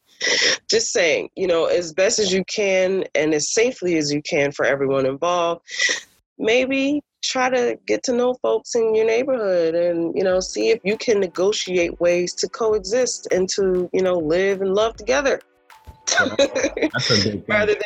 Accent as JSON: {"language": "English", "town": "Newark", "region": "New Jersey", "country": "United States", "tie": "born or raised there", "said": "I'm born and raised in Newark."}